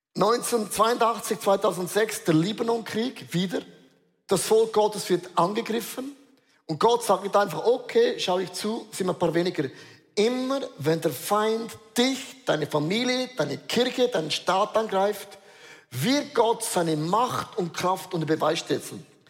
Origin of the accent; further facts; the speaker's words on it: Switzerland; Wir sind Schweizer